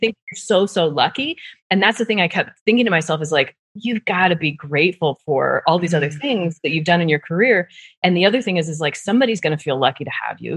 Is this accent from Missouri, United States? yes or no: no; Nebraska, United States; moved away; also born or lived in Netherlands; I'm from Nebraska, so I was at the PayPal in Omaha, Nebraska.